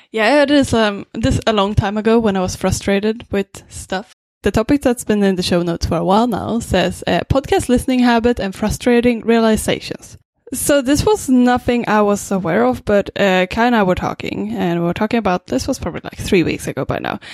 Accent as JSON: {"language": "English", "country": "Sweden", "second_language": "English", "moved": "yes", "lives_now": "Vancouver, Canada", "said": "I'm originally from Sweden"}